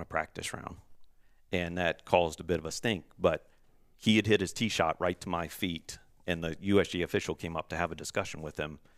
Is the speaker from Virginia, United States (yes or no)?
yes; Virginia, United States; growing up in Virginia